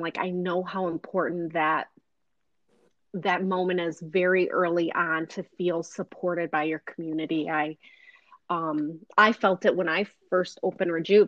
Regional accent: Flint, Michigan, United States; I grew up in Flint

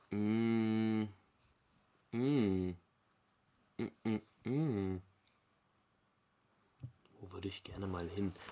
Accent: Bavaria, Germany; born there; aber ich wurde ja in Bayern geboren, habe deswegen so eine gewisse Verbundenheit zu den Bergen

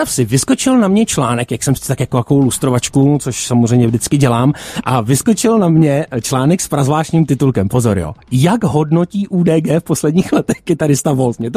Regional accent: Liberec, Liberec Region, Czechia; Hele, je to tak, žiju v Liberci. Já jsem z Liberce, cesta byla daleká

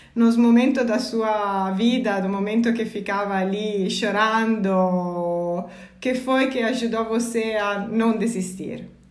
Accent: Italy; Portuguese is a second language; moved away as an adult; now in São Paulo, Brazil; eu sou italiana, mas trabalho, mas moro no Brasil desde quatro anos

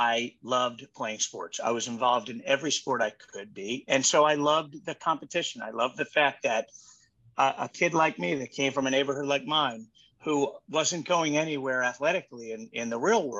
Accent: Baltimore, Maryland, United States; I grew up in Baltimore.

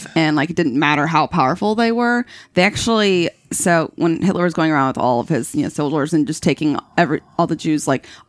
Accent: United States; But we're American

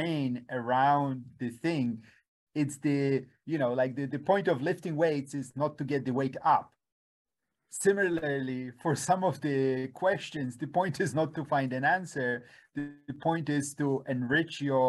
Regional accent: Poland; moved away; I grew up in Poland in the 1970s

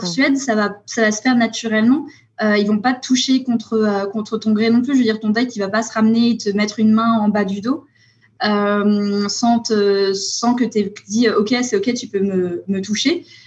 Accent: France; moved away as an adult; also born or lived in Sweden; je suis française, mais ça fait dix ans que je vivais à l'étranger. Je suis récemment revenue en, France

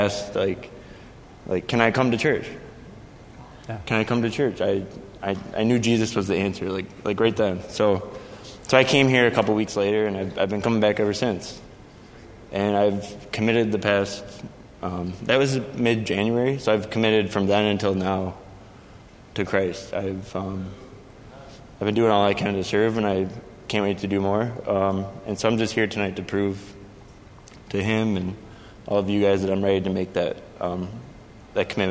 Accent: Rochester, New York, United States; I grew up in Rochester, New York

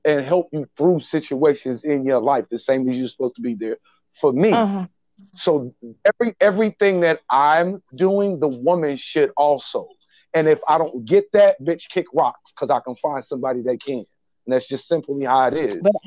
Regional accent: Kansas City, Missouri, United States; I'm from Kansas City, Missouri. My born and raised my whole life

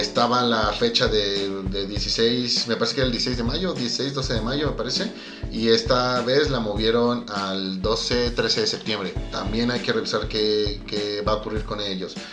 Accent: Mexico; somos los mexicanos

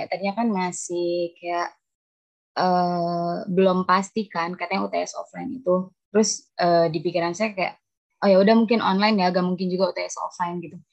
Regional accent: Kuningan, West Java, Indonesia; now in Bekasi, Indonesia; Oh, saya asli Kuningan, Jawa Barat.

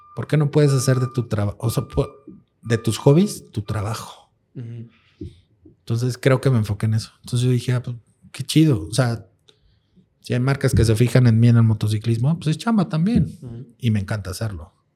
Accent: Mexico

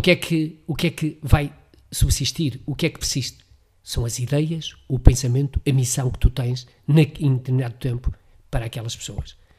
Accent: Amarante, Norte, Portugal; cresci e fiz-me homem, como costuma dizer, na freguesia da Lomba

